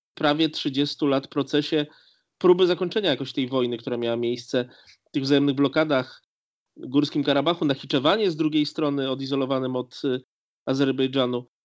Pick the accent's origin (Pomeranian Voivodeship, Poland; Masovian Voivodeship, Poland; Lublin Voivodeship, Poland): Lublin Voivodeship, Poland; My obydwaj pochodzimy z Lubelszczyzny